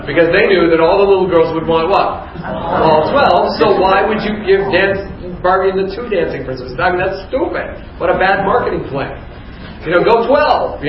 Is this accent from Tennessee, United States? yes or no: no; Youngstown, Ohio, United States; I grew up in Youngstown, Ohio